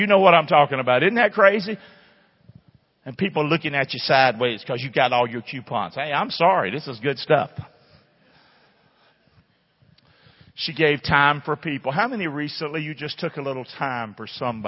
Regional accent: Rockingham, United States; moved away; my hometown

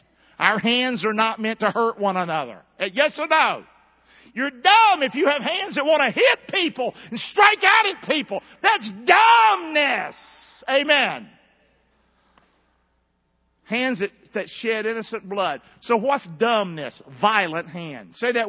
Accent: Rockingham, North Carolina, United States; I grew up in a bad place. I grew up in Rockingham. Chuck, you've been on my street, ain't you, Bubba? Did it look like a happy street?

